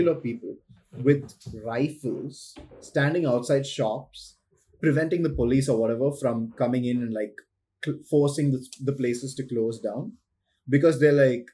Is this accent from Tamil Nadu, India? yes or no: yes; Chennai, Tamil Nadu, India; I grew up in Chennai, like metropolitan Chennai